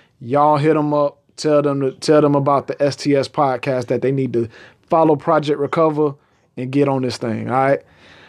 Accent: Chicago, Illinois, United States; I'm from Chicago

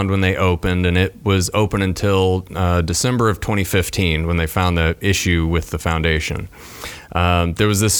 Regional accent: Amarillo, Texas, United States; moved away; I was 15 years old growing up in Texas. And where at in Texas? Amarillo

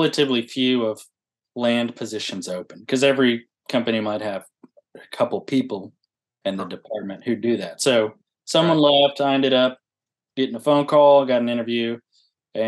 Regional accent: Huntsville, Texas, United States; I'm from Huntsville, Texas, not Alabama

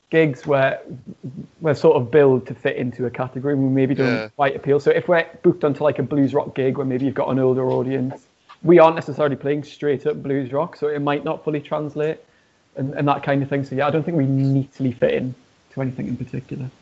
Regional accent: Newcastle upon Tyne, North East England, United Kingdom; now in Birmingham, United Kingdom; I'm not actually from Birmingham originally. I'm from uh, a city called Newcastle, and there's not really a rock music scene there

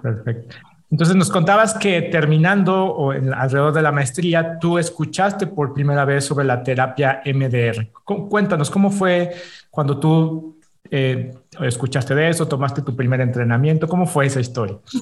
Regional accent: Mexico; decimos los mexicanos, de aquí soy

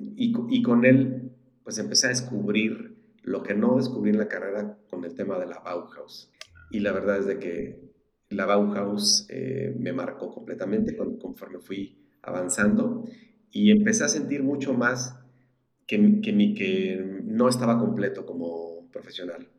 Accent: Querétaro, Mexico; also born or lived in Mexico City; Soy prácticamente queretano, nací en la Ciudad de México.

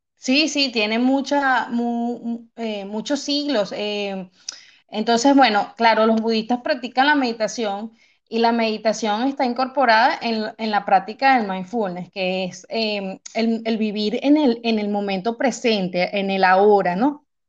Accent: Venezuela; moved away as an adult; now in Manchester, United Kingdom; soy venezolana

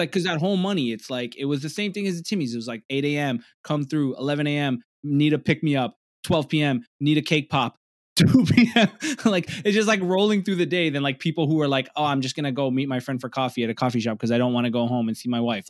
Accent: Toronto, Ontario, Canada; I'm a comedian from Toronto, I'm, I'm from the East Side

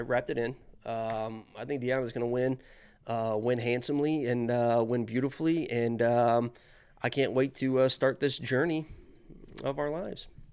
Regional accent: Indiana, United States; I'm from Indiana

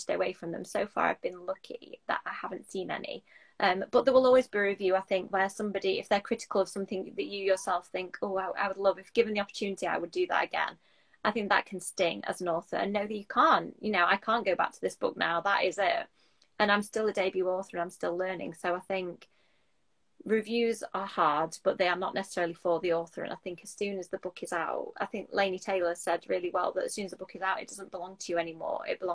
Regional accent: Doncaster, Yorkshire and the Humber, United Kingdom; I'm from Doncaster in South Yorkshire

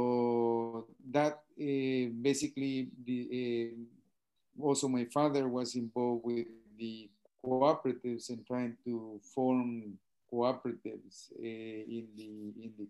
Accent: Guatemala; moved away as an adult; also born or lived in United States; now in Ontario, Canada; from originally from Guatemala and currently living here in Ontario, Canada.

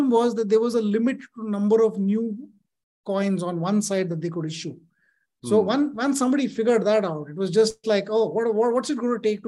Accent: Delhi, India; I grew up in Delhi.

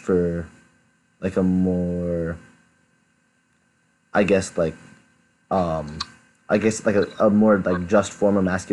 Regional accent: Michigan, United States; moved away as an adult; also born or lived in California; this summer I've been going around my home state and recording some, just interviewing people on like their life stories and experiences. I'm calling it the Michigan Storytelling Project

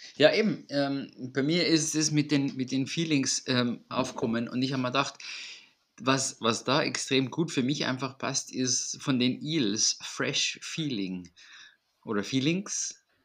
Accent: Austria; bei uns in Österreich

